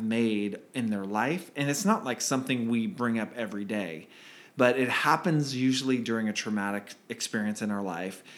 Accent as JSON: {"language": "English", "town": "Redwood City", "region": "California", "country": "United States", "tie": "born or raised there", "said": "I grew up o, on a, in a yellow house, uh, on Redwood Avenue in Redwood City, California"}